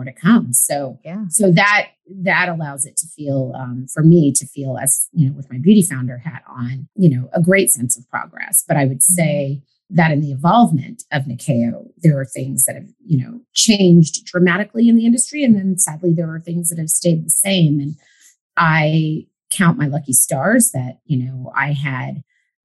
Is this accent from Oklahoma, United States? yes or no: yes; Oklahoma, United States; moved away as an adult; also born or lived in New York / Kenya (ancestry); now in Los Angeles, United States; I was born in New York, but raised in Oklahoma